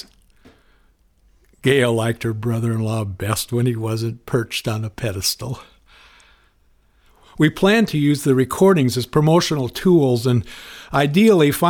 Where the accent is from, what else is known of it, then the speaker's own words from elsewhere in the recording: Spokane, Washington, United States; also born or lived in Minneapolis, Minnesota / Shakopee, Minnesota; While I grew up in Spokane and have lived in Western Washington most of my adult life, my roots are in Minnesota. I was born in Minneapolis, and I spent my first 5 years in the town of Shakopee